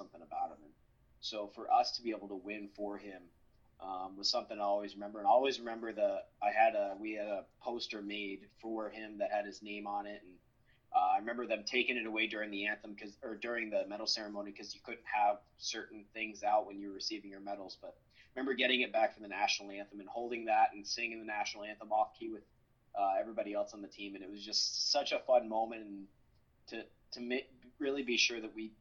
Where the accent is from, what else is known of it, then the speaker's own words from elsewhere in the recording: New Jersey, United States; I'm from New Jersey